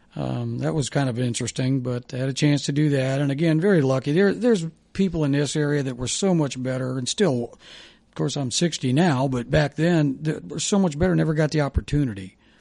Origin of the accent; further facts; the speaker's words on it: Kettering, Ohio, United States; also born or lived in Dayton, Ohio / Kentucky; I was born in Dayton, grew up in Kettering, went to Fairmount West